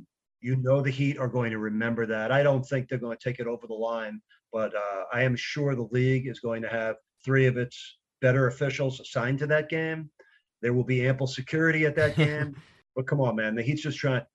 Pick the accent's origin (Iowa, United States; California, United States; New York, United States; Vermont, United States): New York, United States; I grew up in New York